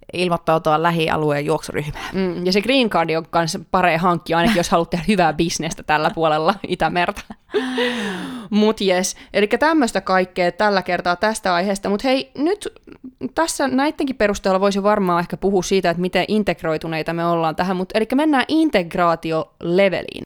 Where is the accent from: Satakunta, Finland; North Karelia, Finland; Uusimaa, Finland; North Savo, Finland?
Satakunta, Finland; Pori; mä tulen Porista